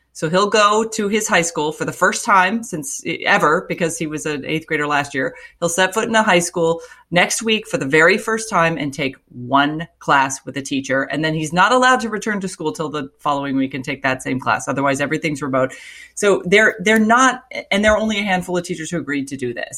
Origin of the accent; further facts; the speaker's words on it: Florida, United States; moved away; Florida, it's my home state